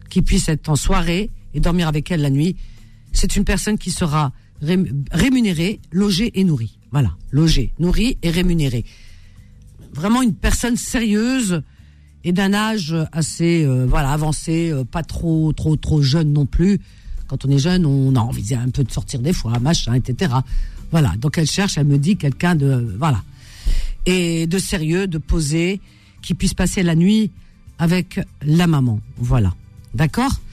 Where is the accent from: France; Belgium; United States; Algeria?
Algeria; Batna, Batna Province; now in Algiers, Algeria; je dirais jusqu'à Batna. je suis originaire de Batna.